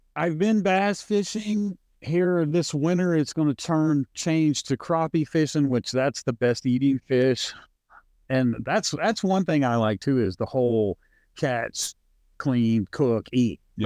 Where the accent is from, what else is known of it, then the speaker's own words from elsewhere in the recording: California, United States; now in Arkansas, United States; I grew up with you in Ar- in California